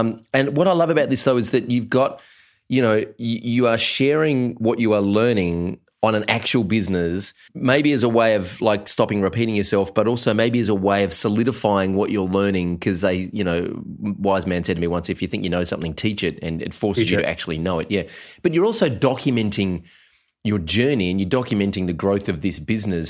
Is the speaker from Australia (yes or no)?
yes; Australia; us little Antipodeans over here in Australia